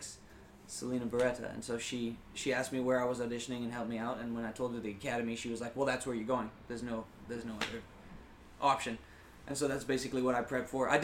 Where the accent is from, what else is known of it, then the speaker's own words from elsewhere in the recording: Geneva, Switzerland; moved away as an adult; now in New York, United States; I'm from Geneva in Switzerland, so it's kind of a smaller environment